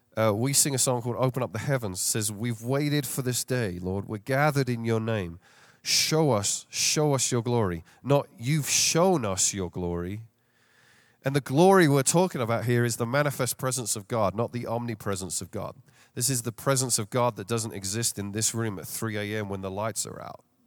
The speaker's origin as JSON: {"language": "English", "region": "London", "country": "United Kingdom", "tie": "born or raised there", "moved": "as an adult", "lives_now": "Chicago, United States", "said": "I don't have a Chicago accent. Uh, born and raised in London, England, and came over here fifteen years ago"}